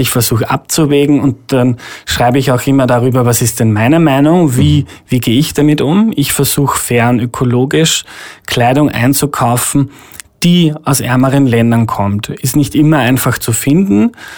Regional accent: Steyr, Upper Austria, Austria; moved away as an adult; now in Vienna, Austria; BMW in Steyr, wo ich herkomme

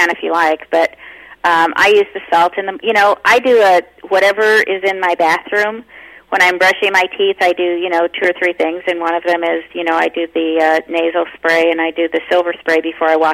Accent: United Kingdom; I'm British.

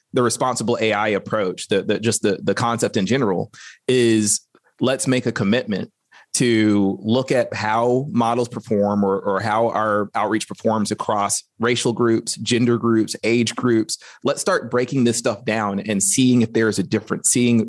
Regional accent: Alabama, United States; growing up in Alabama

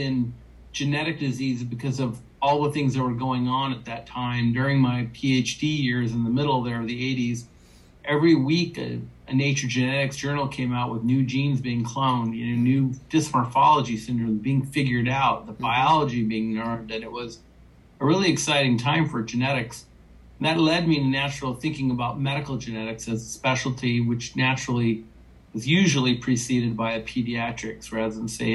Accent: California, United States; born and raised in California.

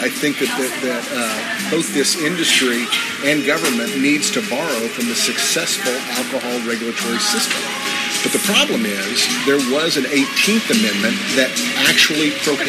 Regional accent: Oklahoma, United States; people from my home state of Oklahoma, for instance, don't want Las Vegas, Nevada alcohol laws.

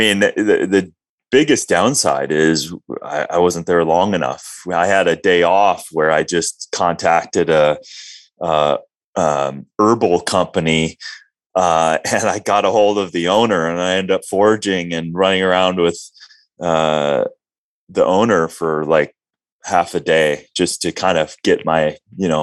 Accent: Minnesota, United States; both sides of my family I'm Norwegian, and I grew up in Minnesota

